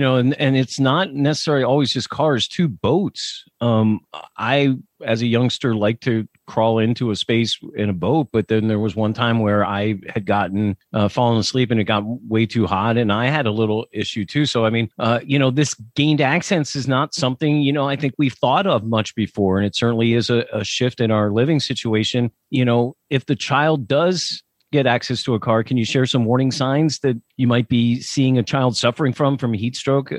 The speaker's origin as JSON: {"language": "English", "region": "Pennsylvania", "country": "United States", "said": "I'm from Pennsylvania"}